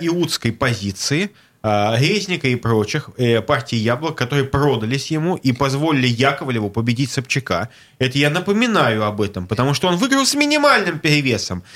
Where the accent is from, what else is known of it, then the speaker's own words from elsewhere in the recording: Saint Petersburg, Russia; Я петербуржец